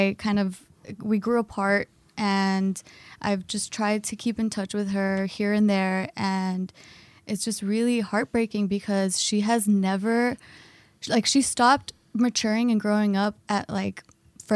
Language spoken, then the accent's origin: English; United States; also born or lived in Mexico; I only lived in Mexico for 1 year when I was 15. I was born here